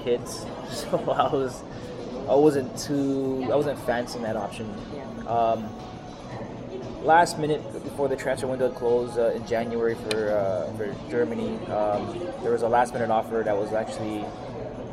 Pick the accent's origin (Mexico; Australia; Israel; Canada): Canada; as a Canadian